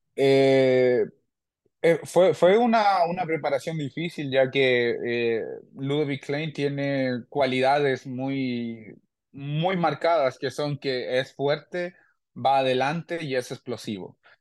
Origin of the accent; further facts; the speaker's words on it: Chile; mi gente chilena